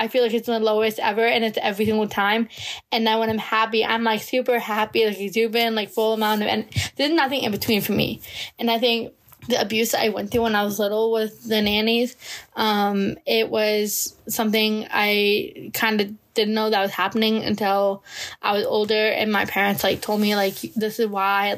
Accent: United States; I'm from the United States

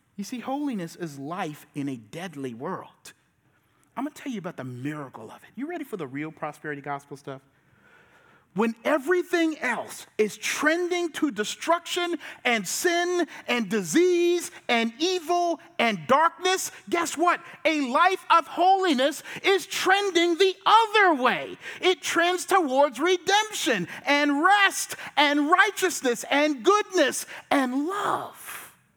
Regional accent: Charleston, South Carolina, United States; I'm from Charleston and I'm a pastor

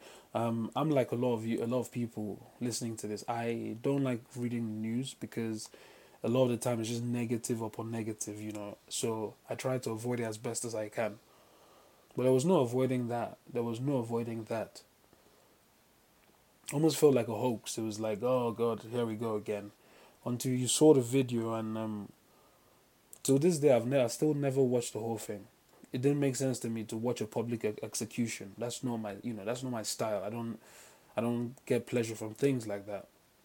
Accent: Port Harcourt, Rivers State, Nigeria; Then I grew up in River State, Port Harcourt

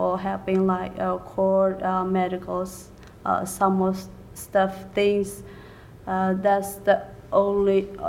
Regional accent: Myanmar; English is a second language; moved away as an adult; also born or lived in California / Georgia; now in United States; from Burma and Myanmar.

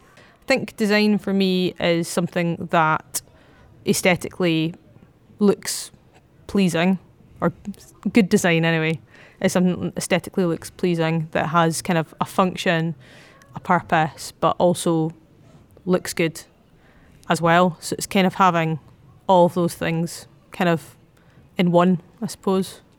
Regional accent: Edinburgh, Scotland, United Kingdom; I'm from Edinburgh.

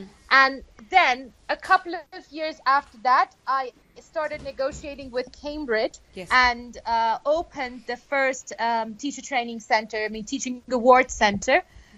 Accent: Iran; could speak English when I was around five, and it has become surprising to many. I have never left the country for learning English. All English that I picked up happened here in Iran.

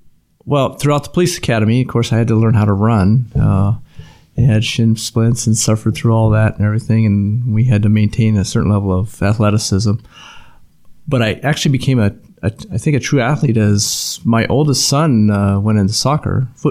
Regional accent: Youngstown, Ohio, United States; born there; I was born in Youngstown, Ohio.

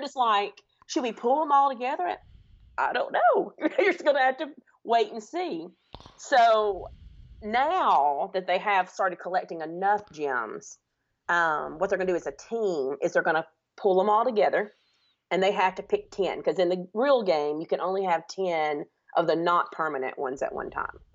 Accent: Alabama, United States; I'm from Alabama, if you cannot tell from my accent.

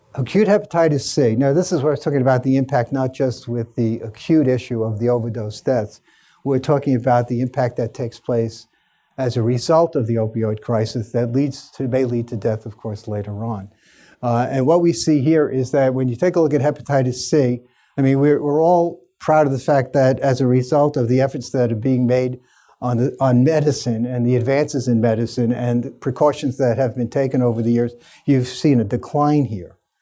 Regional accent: New York City, New York, United States; I spent a lot of time working at my hometown hospital, Staten Island University Hospital

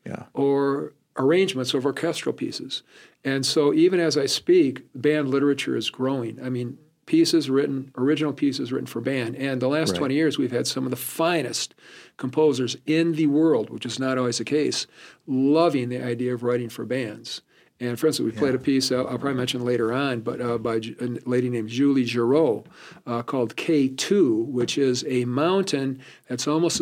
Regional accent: South Haven, Michigan, United States; moved away as an adult; also born or lived in Kalamazoo, Michigan; now in Chadron, United States; I grew right on the lake. Little town called South Haven, Michigan.

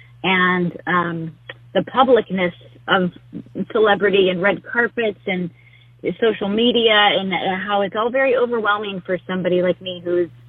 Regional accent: Whittier, California, United States; my life really resided in Whittier, California, which is where I grew up

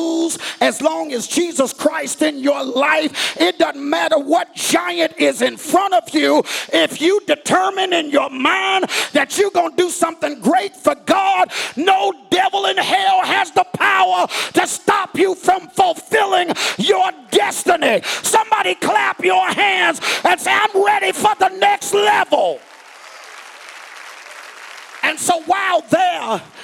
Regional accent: Georgia, United States; I'm from Georgia

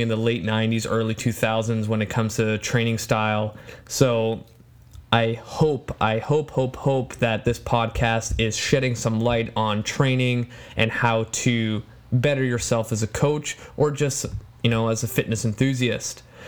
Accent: Poland; first language Polish; English is a second language; moved away; my home country

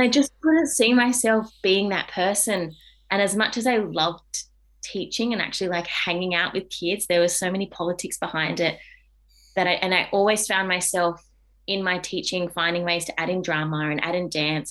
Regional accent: Adelaide, South Australia, Australia; moved away as an adult; now in Melbourne, Australia; I grew up in Adelaide.

